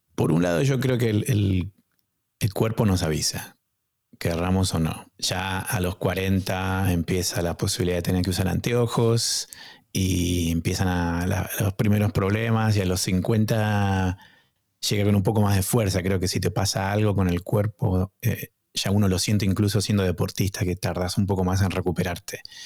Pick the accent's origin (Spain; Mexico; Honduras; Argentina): Argentina; moved away as an adult; also born or lived in United States; now in Boston, United States; cuando emigré de la Argentina estuve solo, y, pero vine a Estados Unidos a estudiar